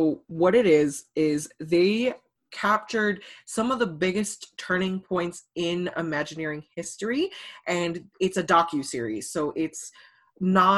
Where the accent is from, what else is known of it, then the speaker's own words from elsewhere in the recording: United States; I'm Chinese American. So my family, my parents are first generation from China. So like they grew up in China and moved here and had me